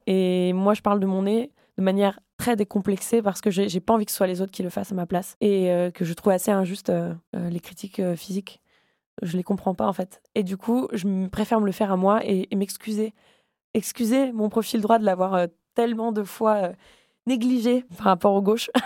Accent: Le Havre, Normandy, France; moved away as an adult; now in Paris, France; j'ai grandi au Havre

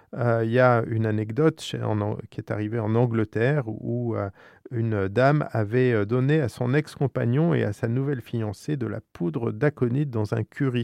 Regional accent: France; chez nous, en France

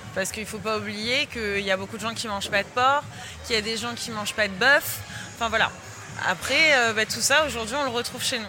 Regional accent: France; en tant que Française et passionnée de gastronomie

